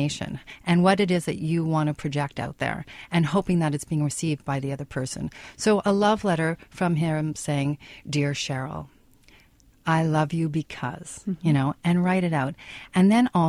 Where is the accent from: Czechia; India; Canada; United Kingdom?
Canada; we're Canadian